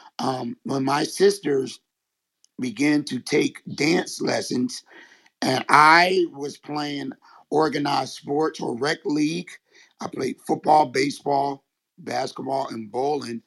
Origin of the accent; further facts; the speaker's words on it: Philadelphia, Pennsylvania, United States; I am from Philadelphia, Pennsylvania